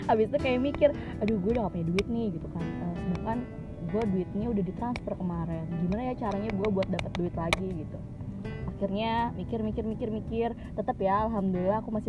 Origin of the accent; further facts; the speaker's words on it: Tangerang, Banten, Indonesia; ada konser lagi di Tangerang ya khususnya kota aku